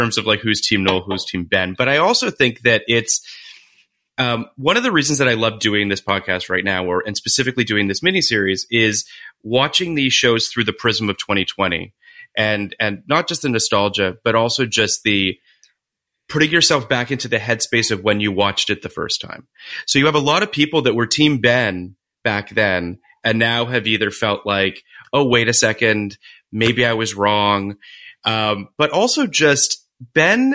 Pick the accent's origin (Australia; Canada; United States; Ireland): Canada; I'm Canadian